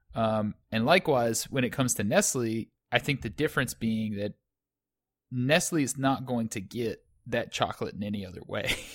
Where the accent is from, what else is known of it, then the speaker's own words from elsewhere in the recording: United States; as an American